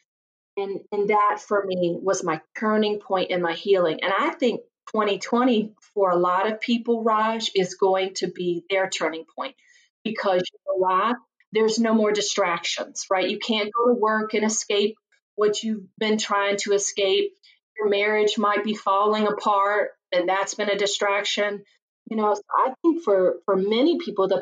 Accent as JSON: {"language": "English", "region": "Virginia", "country": "United States", "tie": "born or raised there", "moved": "yes", "lives_now": "Chicago, United States", "said": "I grew up just a poor country girl from Virginia. You can probably tell from my accent"}